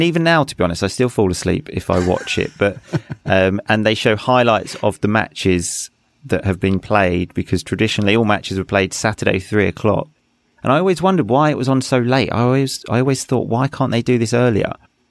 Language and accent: English; England, United Kingdom; I mean, again, growing up in England, I think other people would know other teams like Tottenham.